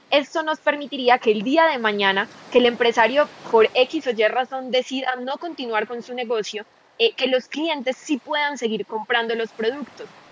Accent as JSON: {"language": "Spanish", "town": "Medellín", "region": "Antioquia", "country": "Colombia", "said": "yo soy de Colombia, de la ciudad de Medellín"}